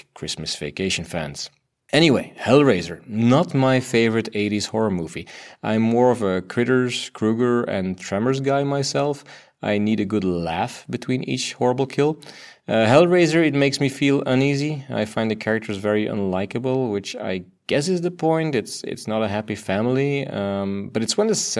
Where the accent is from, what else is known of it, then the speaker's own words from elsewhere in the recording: Belgium; first language Dutch; English is a second language; I'm from Belgium